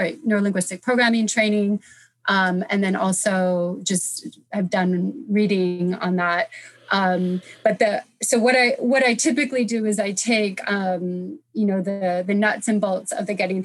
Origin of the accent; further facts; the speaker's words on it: United States; moved away as an adult; also born or lived in France; now in United Kingdom; I'm from America originally. I was living in France at the time. So I moved to the UK to do this work